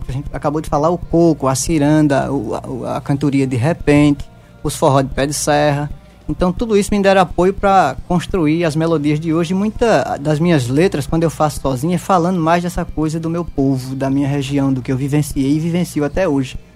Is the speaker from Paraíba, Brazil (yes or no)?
yes; Caldas Brandão, Paraíba, Brazil; also born or lived in Rio de Janeiro; nasci lá no Rio de Janeiro e fui trazido para o município de Caldas Brandão e me criei numa comunidade rural perto do Cajá.